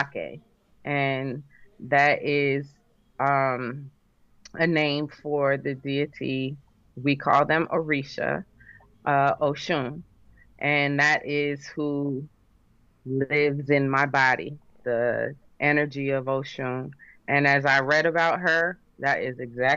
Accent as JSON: {"language": "English", "region": "New Jersey", "country": "United States", "tie": "born or raised there", "said": "growing up in Jersey"}